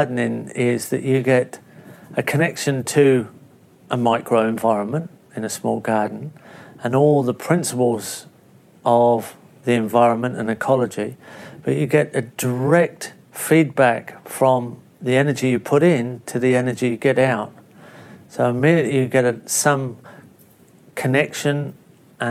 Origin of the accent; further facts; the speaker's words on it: England, United Kingdom; moved away as an adult; now in Australia; growing up in England, in a small overcrowded country with not an easy access to land base. Arriving in Australia